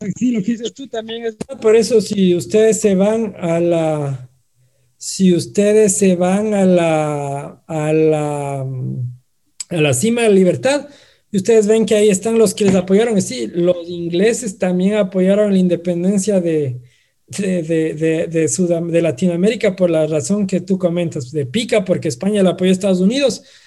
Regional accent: Ambato, Tungurahua, Ecuador; como ambateños, como tungurahuenses, como ecuatorianos y como latinoamericanos

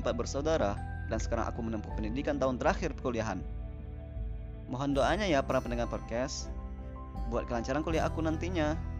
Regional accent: Padang, West Sumatra, Indonesia; Aku lahir di kota Padang 24 tahun yang lalu

